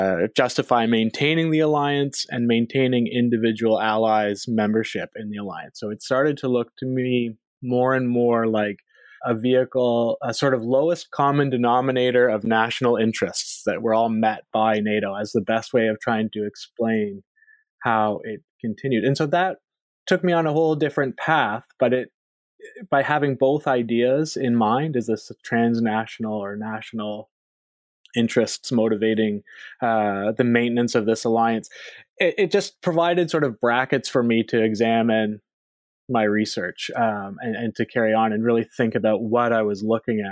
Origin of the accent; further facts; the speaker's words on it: Canada; So I am a Canadian by birth and by background.